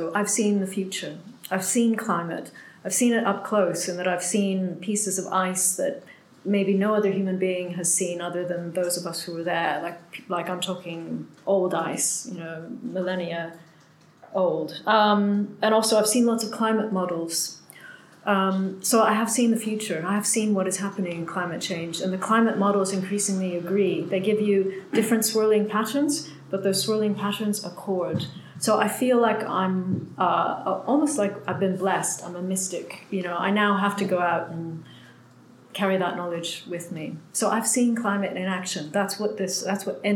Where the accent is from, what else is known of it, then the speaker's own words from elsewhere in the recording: Canada; being Canadian came in like handy, finally, because I'm a champion snow digger from my childhood.